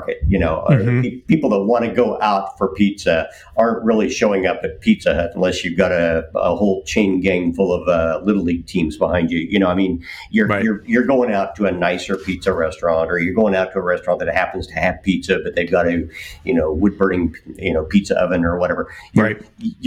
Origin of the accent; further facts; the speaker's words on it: Kansas, United States; I'm from Kansas